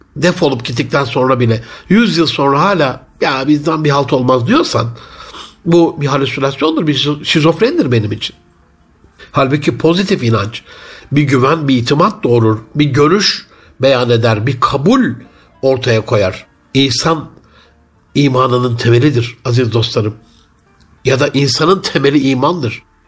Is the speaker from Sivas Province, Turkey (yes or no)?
no; Gaziantep, Turkey; bir Gaziantep'li olarak